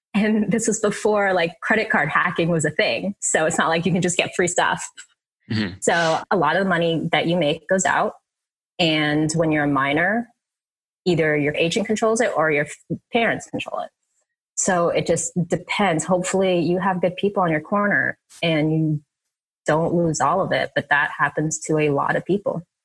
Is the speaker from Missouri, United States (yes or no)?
no; Jersey City, New Jersey, United States; I was born in Jersey City, so this is when we were we were living up there.